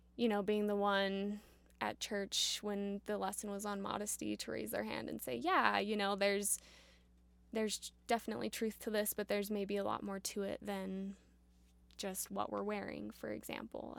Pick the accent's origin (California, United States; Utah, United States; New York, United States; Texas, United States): Utah, United States; Provo; also born or lived in Berlin, Germany; I am actually from Provo, Utah. Okay. Born and raised in Provo